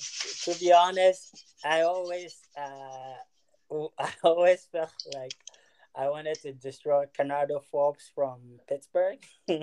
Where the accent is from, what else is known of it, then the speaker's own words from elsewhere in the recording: Ghana; To be honest, at such a young age, fell in love with the game growing up in Ghana.